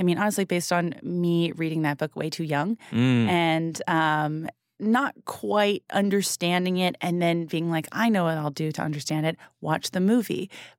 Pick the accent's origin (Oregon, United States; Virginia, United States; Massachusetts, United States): Massachusetts, United States; we're from Southern Massachusetts